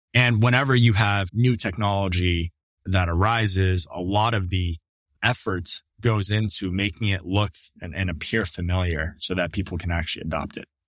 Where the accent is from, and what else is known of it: Toronto, Ontario, Canada; born or raised there; moved away as an adult; also born or lived in New Brunswick, Canada; now in United States